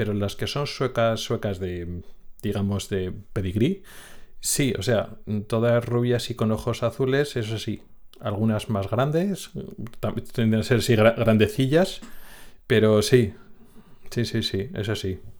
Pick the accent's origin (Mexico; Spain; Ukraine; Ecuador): Spain; Logroño, La Rioja; moved away as an adult; now in Sweden; Pues una zona norte de España, le explicas, no, Logroño, La Rioja